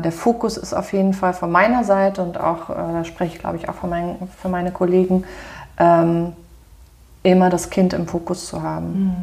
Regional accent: Germany; hier bei uns in Deutschland

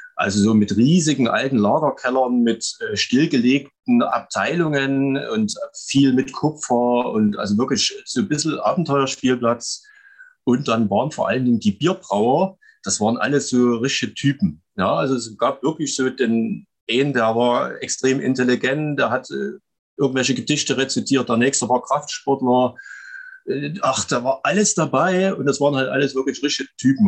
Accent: Chemnitz, Saxony, Germany; also born or lived in Klaußnitz; komme aus Chemnitz, beziehungsweise genau genommen aus Klausnitz bei Chemnitz. Äh, geboren bin ich in Karl-Marx-Stadt

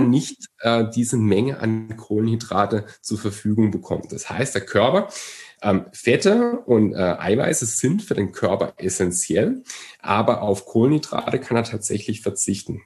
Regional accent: Germany; bei uns in Deutschland, wir haben eine wahnsinnige Brotkultur

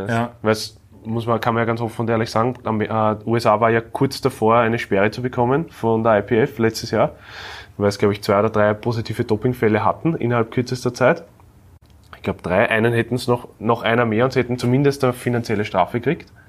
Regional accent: Austria; Mittlerweile, wenn du als Österreicher unterwegs bist, die Leute schauen, was du meldest, was du machst, was du tust.

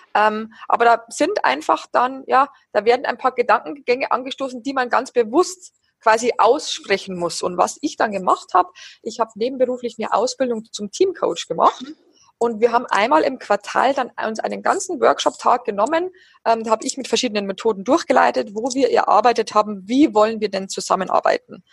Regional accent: near Passau, Bavaria, Germany; moved away as an adult; now in Berlin, Germany; ich komme aus der Nähe von Passau und da ist meine Familie

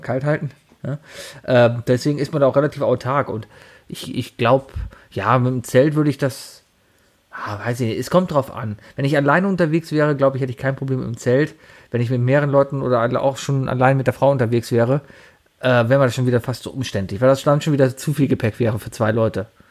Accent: Cologne, North Rhine-Westphalia, Germany; ich bin ja auch Kölner, also ich bin ja hier geboren und hier aufgewachsen

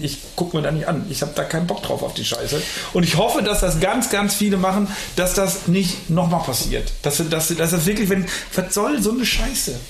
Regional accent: North Rhine-Westphalia, Germany; wo ich herkomme, da am Niederrhein

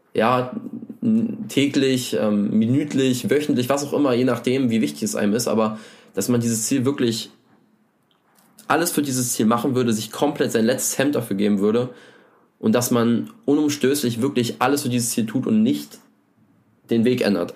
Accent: Germany; ich komme aus der Nähe von Berlin

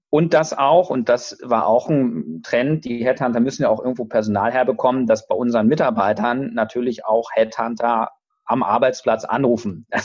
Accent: Lower Saxony, Germany; now in Hamburg, Germany; ich komme ursprünglich aus Niedersachsen, aus Lüchow-Dannenberg und deswegen, ähm, weil ich da auch ein Ferienhaus habe, habe ich eine gewisse Neigung in Richtung Niedersachsen auch zu schauen aus Hamburg

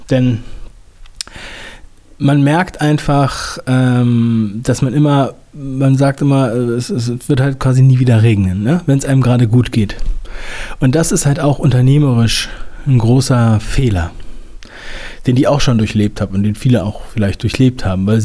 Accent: Northern Germany, Germany; Ich bin ja in Norddeutschland aufgewachsen

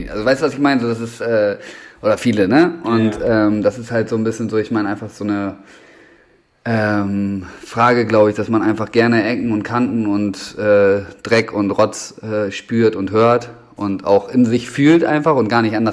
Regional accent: Bremen, Germany; da bin ich groß geworden im Endeffekt. Also das war von 2004 bis 2012, lass mich nicht lügen, ungefähr glaube ich, äh, war da einfach so ein, so ein Skatepark am, ähm, am Hauptbahnhof

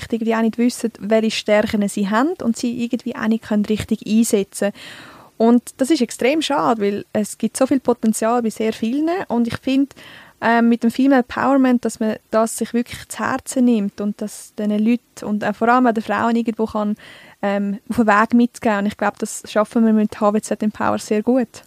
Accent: Altdorf, Uri, Switzerland; ich bin in Altdorf im Kanton Uri, also im schönen Urnerland, aufgewachsen. Und ja, ich rede Dialekt nicht.

